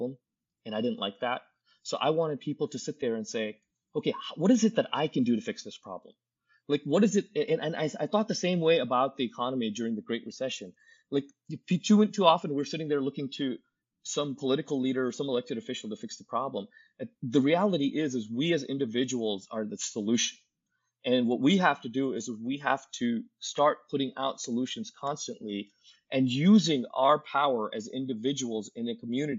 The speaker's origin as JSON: {"language": "English", "region": "Ohio", "country": "United States", "tie": "born or raised there", "moved": "as an adult", "lives_now": "Cairo, Egypt", "said": "in my home state of Ohio"}